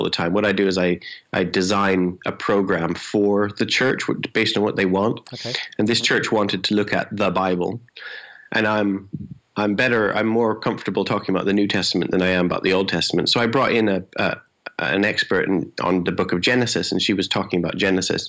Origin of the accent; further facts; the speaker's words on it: Canada; moved away as an adult; now in England; I'm Canadian, but I live in England